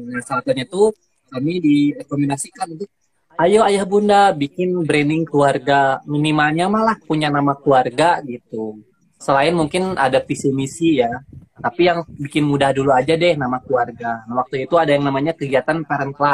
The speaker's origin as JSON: {"language": "Indonesian", "town": "South Jakarta", "region": "Jakarta", "country": "Indonesia", "said": "Iya, Tangerang Selatan, kita dari Jakarta Selatan."}